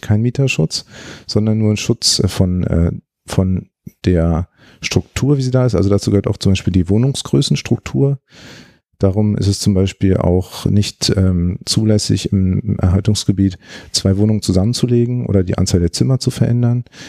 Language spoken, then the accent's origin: German; Berlin, Germany; moved away as an adult; also born or lived in Greifswald; Ich bin Berliner und äh, ich habe mich gefreut, dass ich die Möglichkeit hatte, wieder in Berlin zu arbeiten